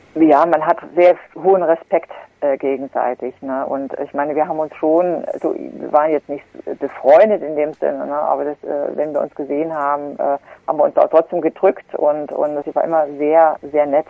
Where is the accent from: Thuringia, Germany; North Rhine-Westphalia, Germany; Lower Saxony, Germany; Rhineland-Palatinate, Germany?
Thuringia, Germany; Gera; born or raised there